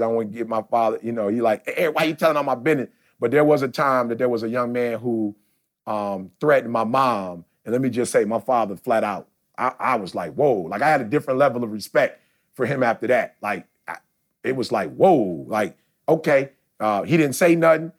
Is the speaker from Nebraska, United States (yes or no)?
no; Detroit, Michigan, United States; growing up in Detroit